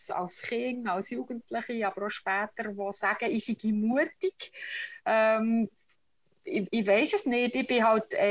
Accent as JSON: {"language": "German", "town": "Utzenstorf", "region": "Bern", "country": "Switzerland", "tie": "born or raised there", "accent": "Bernese German", "said": "Äh, meine Wurzeln sind der, wo der Kanton Bern am, Flech, am flächsten ist. in äh, Utzisdorf bin ich aufgewachsen. Das ist zwischen Burgdorf und Solothurn im Berner Mittelland."}